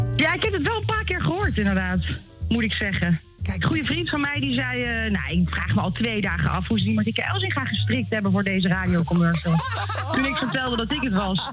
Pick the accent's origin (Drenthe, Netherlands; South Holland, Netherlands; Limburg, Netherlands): South Holland, Netherlands; Gouda; accent: Rotterdamse; ik ben natuurlijk opgegroeid in Gouda